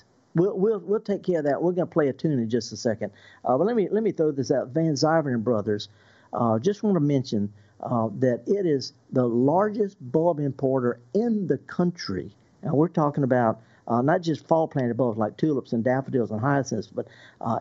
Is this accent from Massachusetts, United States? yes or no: no; Indianola, Mississippi, United States; I'm from Indianola